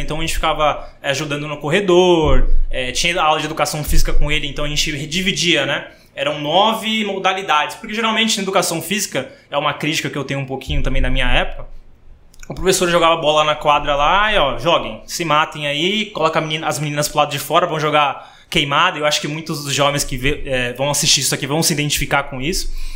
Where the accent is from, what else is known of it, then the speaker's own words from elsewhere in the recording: Praia Grande, São Paulo, Brazil; also born or lived in Santos; eu sou nascido em Santos, né? É, todo mundo acha que eu nasci na Praia Grande, mas nasci em Santos. Eu vim pra cá com 4 anos de idade pra Praia Grande